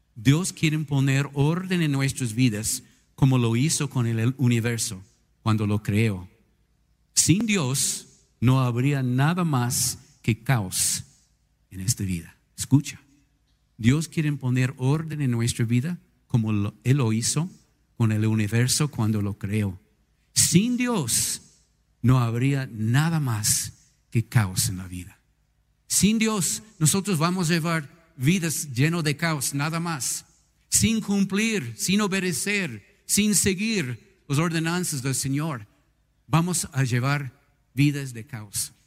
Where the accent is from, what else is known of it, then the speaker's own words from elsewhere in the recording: United States; Spanish is a second language; now in Ecuador; en mi país, en los Estados Unidos